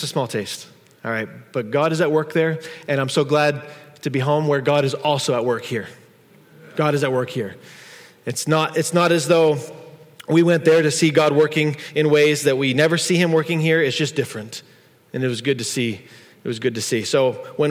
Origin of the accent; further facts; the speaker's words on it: United States; we're from America